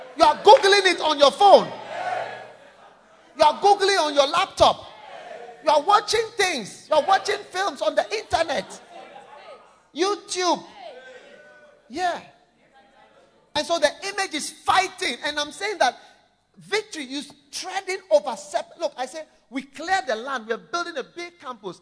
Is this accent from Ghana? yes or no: yes; Ghana